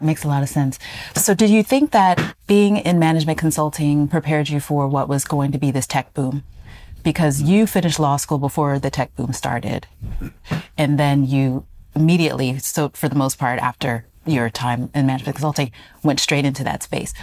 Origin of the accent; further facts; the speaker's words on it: United States; my family is Ghanaian, growing up in the US